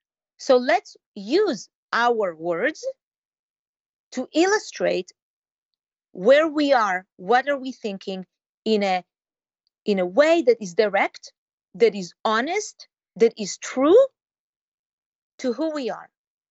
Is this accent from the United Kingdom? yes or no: no; Israel; maybe it's because I came from Israel directly into the Jewish community that greeted me with open arms.